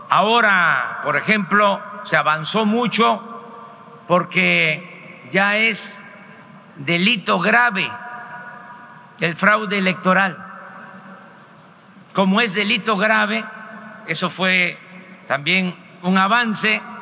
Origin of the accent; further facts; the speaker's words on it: Mexico; soy presidente de México, represento a todos los mexicanos